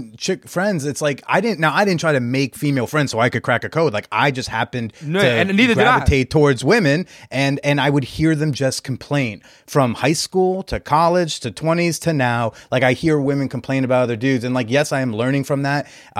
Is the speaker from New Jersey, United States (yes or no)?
yes; New Jersey, United States; now in New York, United States; Yeah. I'm from North Jersey. I'm a tri-state baby, yeah.